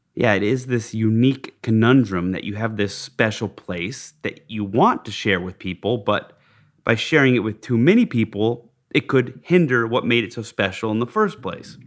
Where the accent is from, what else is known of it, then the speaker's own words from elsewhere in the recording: Park City, Utah, United States; I grew up in Park City, Utah, learned to ski at Deer Valley